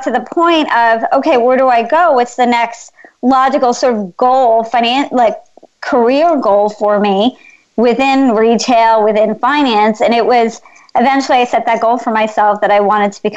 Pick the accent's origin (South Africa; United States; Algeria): United States; I'm Indian. My parents migrated here from India in the 1960s. I was born in this country